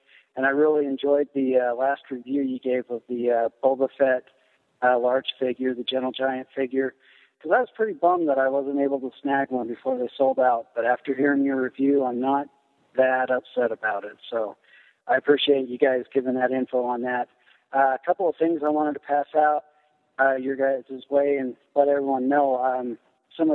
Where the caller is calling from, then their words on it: Clinton, Utah, United States; I'm calling from Clinton, Utah.